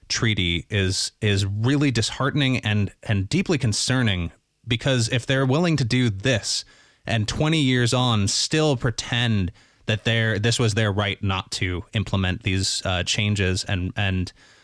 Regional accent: United States; now in Northern Ireland, United Kingdom; In the U.S., each year we celebrate Thanksgiving

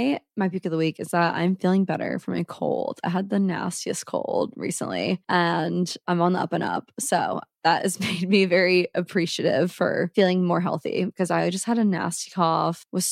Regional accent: Omaha, Nebraska, United States; now in Saint Louis, United States; I'm not from here. I'm from Omaha, just like Allison.

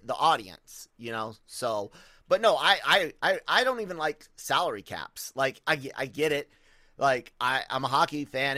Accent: United States; I'm American

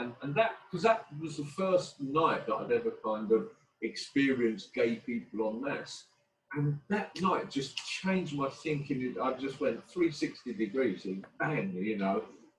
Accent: London, United Kingdom; growing up in Hackney in the 70s and 80s

